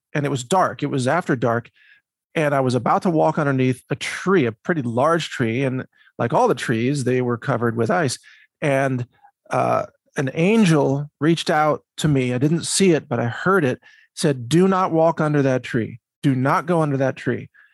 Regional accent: Midwest, United States; I grew up in the Midwest, went to university in the Midwest

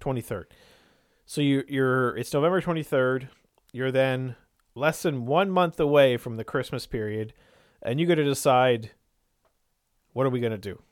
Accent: Irishtown, New Brunswick, Canada; growing up in Irish town

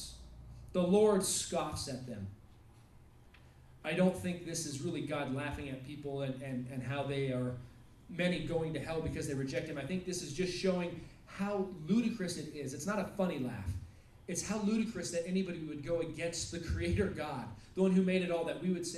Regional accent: United States; also born or lived in Russia

